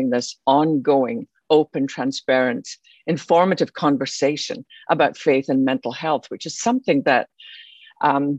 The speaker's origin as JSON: {"language": "English", "region": "Scotland", "country": "United Kingdom", "tie": "born or raised there", "moved": "as an adult", "lives_now": "Texas, United States", "said": "You could probably tell by my accent, although I live in Texas now, I didn't start there. I was born in Scotland."}